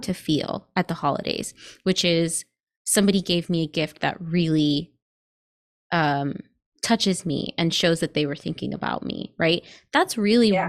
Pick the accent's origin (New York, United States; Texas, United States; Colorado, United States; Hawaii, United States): New York, United States; when I was growing up in New York